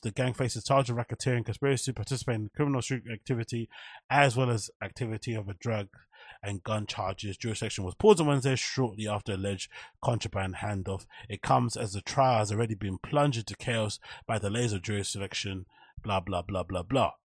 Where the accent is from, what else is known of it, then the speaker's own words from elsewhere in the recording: London, United Kingdom; growing up in Canning Town Custom House